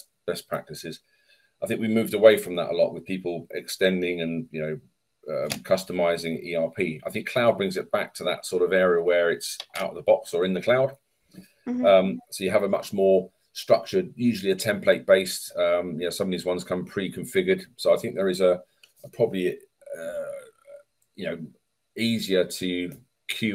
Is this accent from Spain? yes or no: no; England, United Kingdom; I'm English